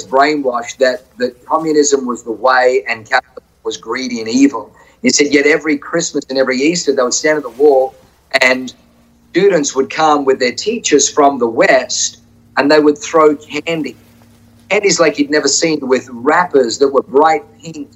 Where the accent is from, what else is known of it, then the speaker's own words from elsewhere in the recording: Australia; also born or lived in Tuttlingen, Germany; we migrated from Germany to Australia when I was 3.